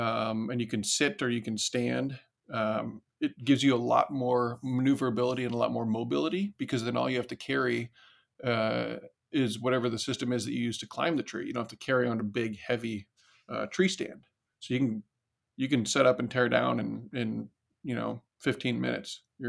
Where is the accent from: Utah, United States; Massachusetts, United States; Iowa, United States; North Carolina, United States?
Iowa, United States; Decorah; I grew up in Northeast Iowa, a little town called Decorah